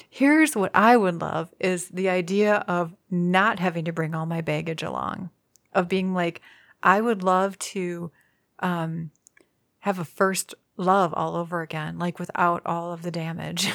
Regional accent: Midwest, United States; as a Midwesterner, we're very far removed from all movie making

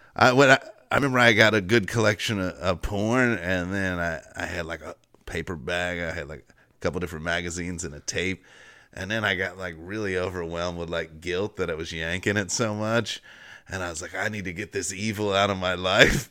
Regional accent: Cincinnati, United States; also born or lived in Northern Kentucky; I'm from Cincinnati, the, or Northern Kentucky, but it's right across the, the same area

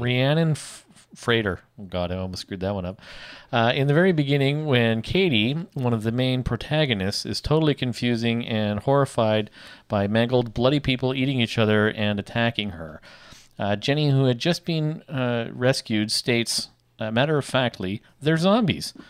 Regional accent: Canada; accent: Canadian; I am Canadian.

